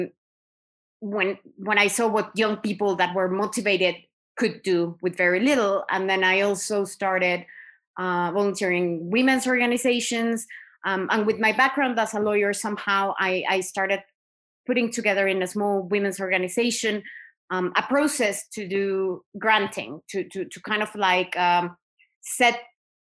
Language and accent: English; Mexico; moved away as an adult; also born or lived in Caucasus; I am from Mexico. I obviously, grew up seeing inequality everywhere I was